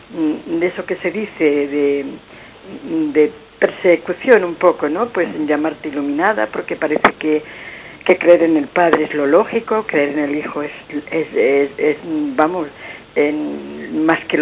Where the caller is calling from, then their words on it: Madrid, Community of Madrid, Spain; llamo desde Madrid.